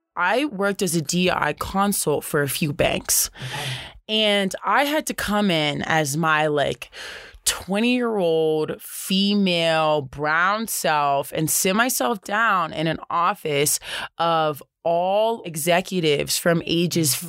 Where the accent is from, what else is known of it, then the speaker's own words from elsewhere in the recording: the South, United States; now in Boulder, United States; growing up in the South